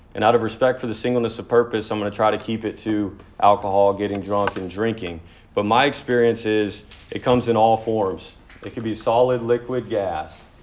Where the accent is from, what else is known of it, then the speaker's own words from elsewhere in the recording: near Dallas, Texas, United States; I was born in Texas, uh, near outside of Dallas